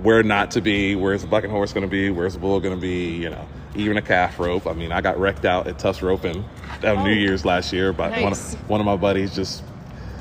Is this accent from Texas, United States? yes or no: no; Virginia, United States; I'm from Virginia.